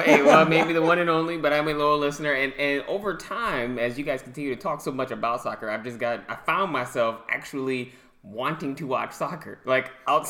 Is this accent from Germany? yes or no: no; Michigan, United States; I'm from Michigan. I grew up watching Michigan State football, Michigan football, Detroit Lions, Barry Sanders.